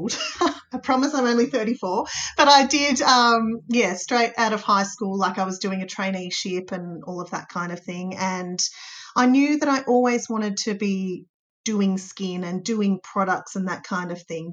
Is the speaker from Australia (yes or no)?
yes; Warrnambool, Victoria, Australia; now in Geelong, Australia; I'm from Warrnambool